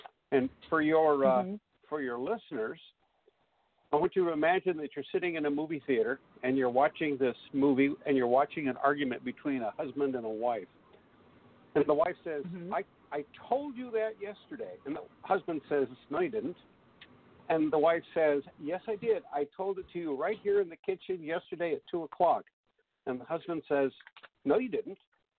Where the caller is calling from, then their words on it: Alaska, United States; I'm calling from Alaska